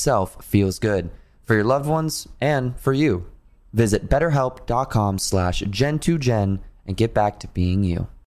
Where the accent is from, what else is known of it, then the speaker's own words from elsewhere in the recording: East Coast, United States; moved away; I'm from East Coast as well